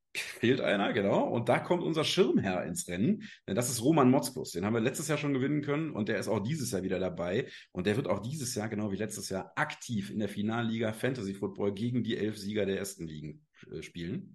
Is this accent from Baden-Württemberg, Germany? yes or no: no; Cologne, North Rhine-Westphalia, Germany; now in Rureifel, Germany; komme aus der schönen Ruhreifel, bin zwar gebürtiger Kölner, aber uns hat es mittlerweile aufs Land verschlagen